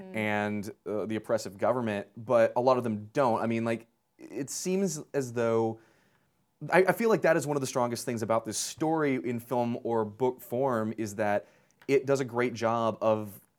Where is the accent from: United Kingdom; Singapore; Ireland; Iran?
Iran; Tehran, Tehran Province; the things that are very specific to growing up in Tehran in the 70s and 80s.